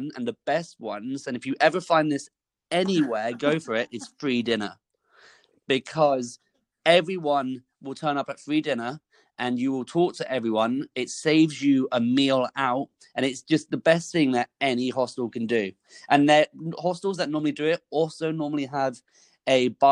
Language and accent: English; United Kingdom; I'm from the UK